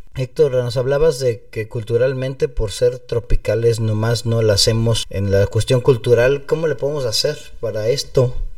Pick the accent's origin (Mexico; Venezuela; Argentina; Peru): Mexico; aquí en México